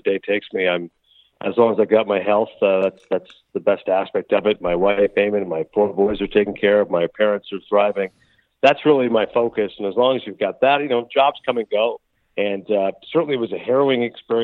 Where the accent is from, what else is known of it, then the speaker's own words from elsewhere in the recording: Canada; moved away; I was born and raised in Canada